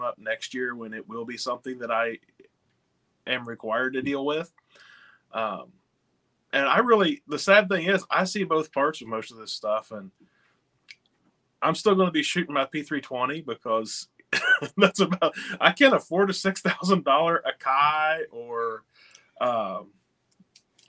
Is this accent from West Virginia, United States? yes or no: yes; West Virginia, United States; I'm from West Virginia